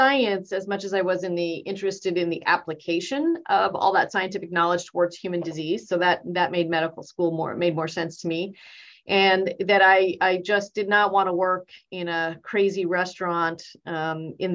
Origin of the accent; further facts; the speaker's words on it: Boston, Massachusetts, United States; born there; Okay, I was born in Boston, Massachusetts and my parents were immigrants from India.